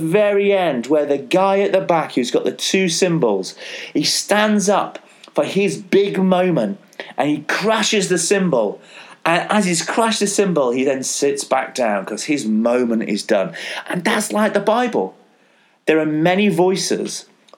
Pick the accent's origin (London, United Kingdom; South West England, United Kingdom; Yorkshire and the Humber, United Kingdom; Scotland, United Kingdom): Yorkshire and the Humber, United Kingdom; I'm a Yorkshireman